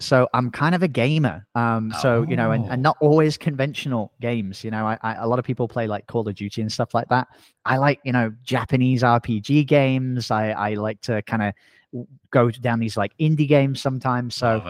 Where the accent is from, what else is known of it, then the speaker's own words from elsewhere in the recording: England, United Kingdom; accent: semi-Australian; now in Playa Negra, Costa Rica; I sound semi-Australian. I'm actually English originally. I just speak to Americans all the time. So my parents make fun of my accent constantly. But I actually live in Costa Rica.